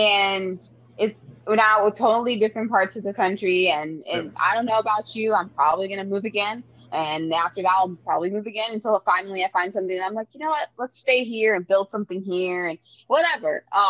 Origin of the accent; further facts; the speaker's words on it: Florida, United States; also born or lived in Toronto; I always tell people, oh, I'm from Miami, blah, blah, blah. I'm really not. I'm actually of South Florida. Yeah. But we moved around there too. But I was born in Toronto. My mom's Cuban.